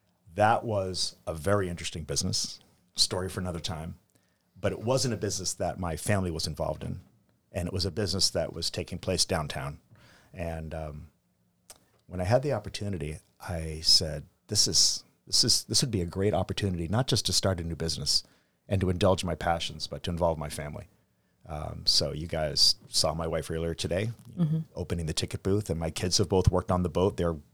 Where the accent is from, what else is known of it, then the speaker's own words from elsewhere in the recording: California, United States; also born or lived in Massachusetts; I was growing up at the time in California, but I was born here in Massachusetts.